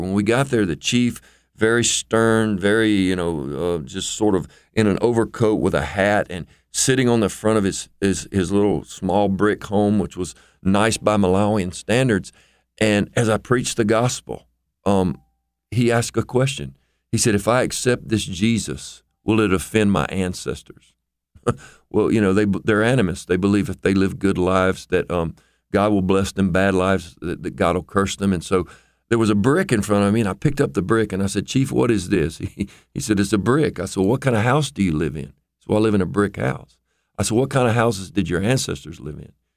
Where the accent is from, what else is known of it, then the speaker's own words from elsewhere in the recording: United States; as an American